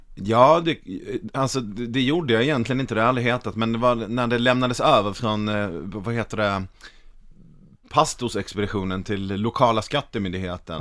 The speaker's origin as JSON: {"language": "Swedish", "town": "Malmö", "region": "Skåne", "country": "Sweden", "said": "jag är från Malmö"}